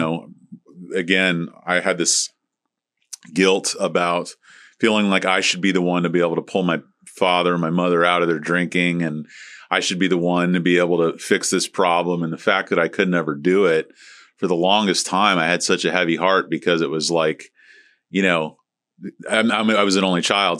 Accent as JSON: {"language": "English", "town": "St. Petersburg", "region": "Florida", "country": "United States", "tie": "born or raised there", "said": "Harold McCaslin who I grew up with over in Saint Pete"}